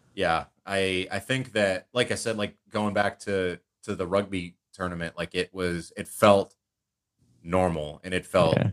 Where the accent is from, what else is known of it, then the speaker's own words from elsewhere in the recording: United States; being especially an American citizen